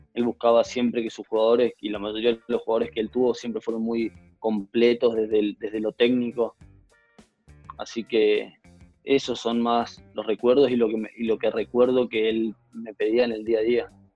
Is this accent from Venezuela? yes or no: no; Corrientes, Argentina; somos los correntinos que jugamos al tenis